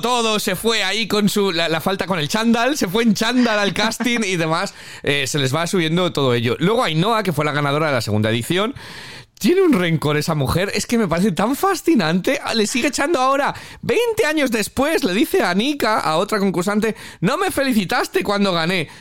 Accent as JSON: {"language": "Spanish", "country": "Spain", "moved": "as an adult", "lives_now": "Manchester, United Kingdom", "said": "como español en Reino Unido"}